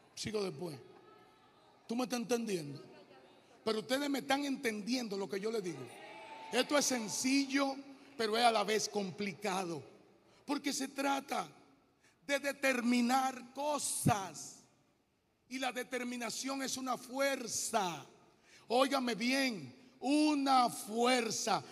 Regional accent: Hato Mayor, Dominican Republic; moved away as an adult; also born or lived in Santo Domingo; yo vengo de Atomayor

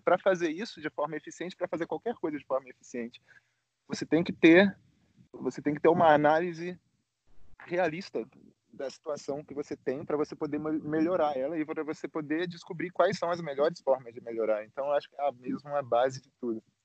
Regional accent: Rio de Janeiro, Brazil; now in Bucharest, Romania; eu sou do Rio, mas moro aqui em Bucareste, na Romênia

